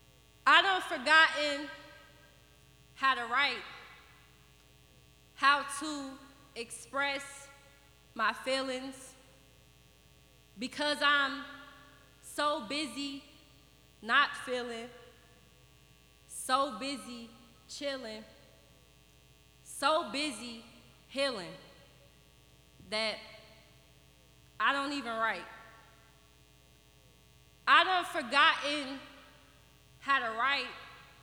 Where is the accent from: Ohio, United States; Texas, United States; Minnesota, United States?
Ohio, United States; Dayton; moved away; I'm from here, so this is home. This is my first home